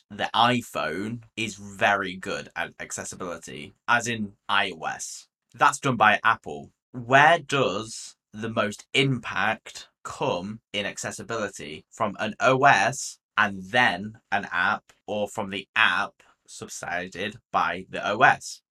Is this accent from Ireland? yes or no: no; United Kingdom